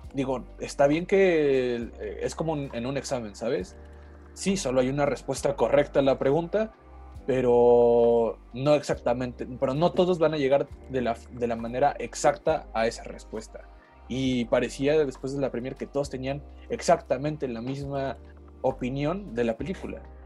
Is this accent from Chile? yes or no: no; Mexico; yo como mexicano de raza de bronce